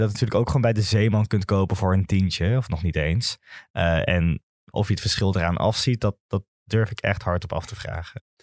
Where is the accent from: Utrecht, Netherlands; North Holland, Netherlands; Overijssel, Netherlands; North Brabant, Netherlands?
North Holland, Netherlands; Amsterdam; Ik kom zelf uit Zuidoost, uit de Belmer